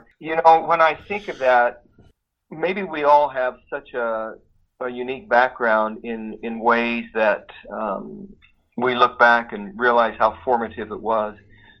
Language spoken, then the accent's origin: English; Idaho, United States; moved away as an adult; now in Alabama, United States; I grew up in Idaho in the Northwest, and my folks grew up there, so I was a several generation Idahoan, and I had never been to the Deep South at all in my life. So we have been here now for 5 years and a month